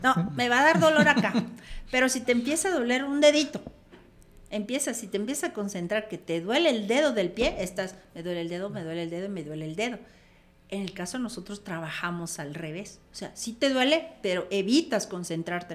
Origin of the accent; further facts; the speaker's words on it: Comitán, Chiapas, Mexico; yo vengo de ese pueblito de Comitán